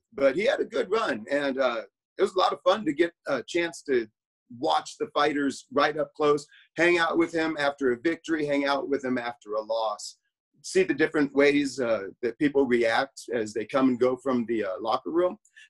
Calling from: Aberdeen, Washington, United States; I'm stuck in Aberdeen, Washington.

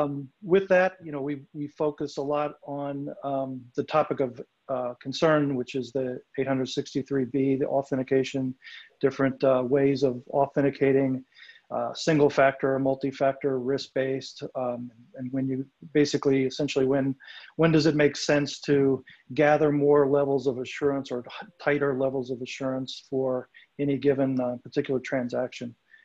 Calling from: Leesburg, Virginia, United States; Yes, today I'm coming from Leesburg, Virginia. So the beautiful city

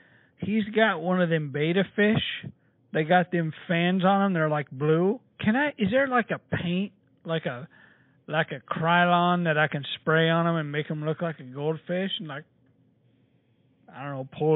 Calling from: Norman, Oklahoma, United States; I'm actually calling from Norman, Oklahoma.

